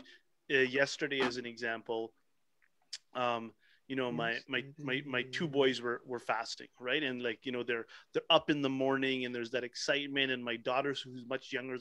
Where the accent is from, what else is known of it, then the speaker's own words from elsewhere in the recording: Pickering, Ontario, Canada; I grew up in Pickering, Ontario, where we weren't that many